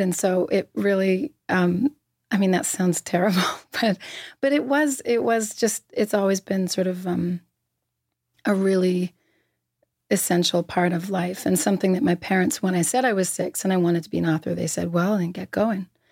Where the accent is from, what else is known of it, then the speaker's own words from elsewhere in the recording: Halifax, Nova Scotia, Canada; I grew up in Halifax